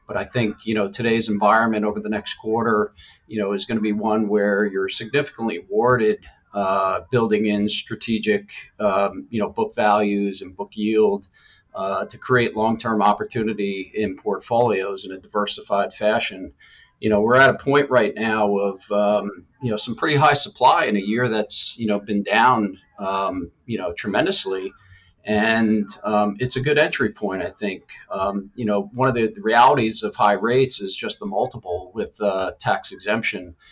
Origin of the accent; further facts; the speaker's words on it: Killington, Vermont, United States; I grew up in Killington, Vermont